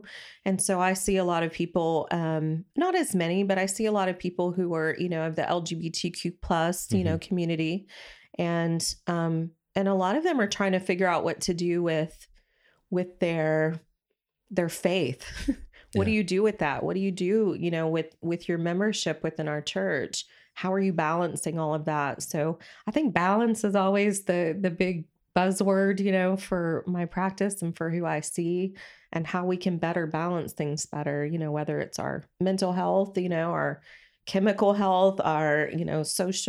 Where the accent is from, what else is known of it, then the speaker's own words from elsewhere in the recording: Dallas, Texas, United States; accent: Texas; I'm from Dallas, Texas.